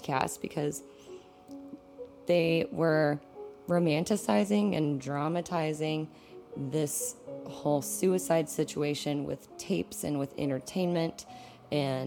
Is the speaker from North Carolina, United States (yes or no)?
no; West Texas, United States; I grew up in West Texas